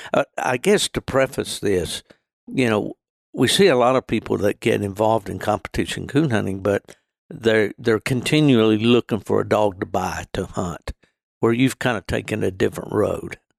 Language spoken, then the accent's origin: English; West Virginia, United States; also born or lived in Michigan; my home state of, uh, West Virginia